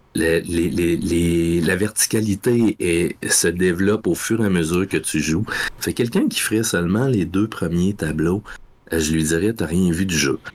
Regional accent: Rimouski, Quebec, Canada; Rimouski, mon patelin. Ça fait que j'ai puis le Bic, mon village

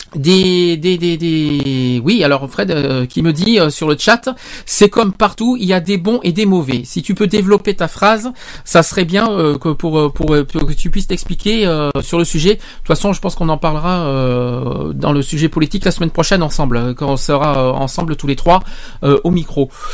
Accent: France

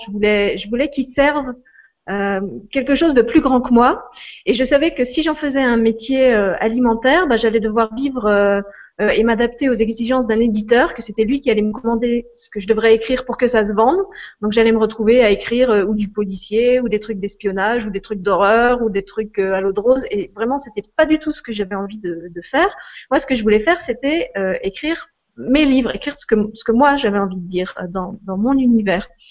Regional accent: Moselle, Lorraine, Grand Est, France; je suis je suis Lorraine, j'ai grandi en Moselle

